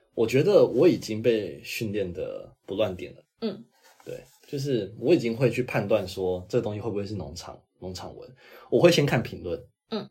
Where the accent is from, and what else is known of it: Taiwan